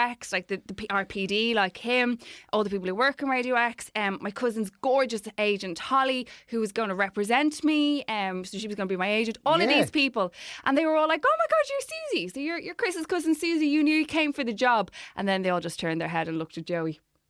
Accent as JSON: {"language": "English", "country": "Ireland"}